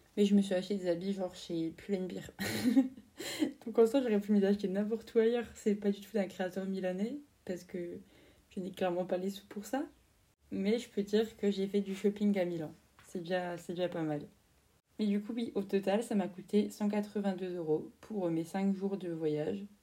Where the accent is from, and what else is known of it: France